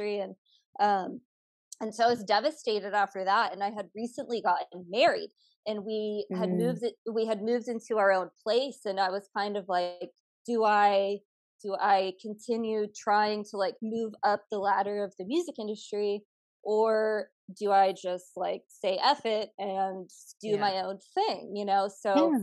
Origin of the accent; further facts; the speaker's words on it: Houston, Texas, United States; moved away as an adult; now in Los Angeles, United States; I was born and raised in Houston, Texas